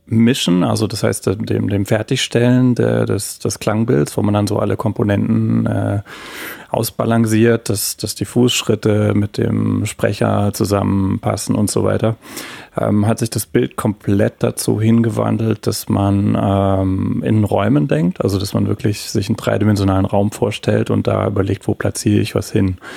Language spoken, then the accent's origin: German; Heidelberg, Baden-Württemberg, Germany; Absolut, ja. Ich bin in Heidelberg geboren, aufgewachsen und äh, habe hier auch angefangen zu studieren, zwei Jahre Physik tatsächlich.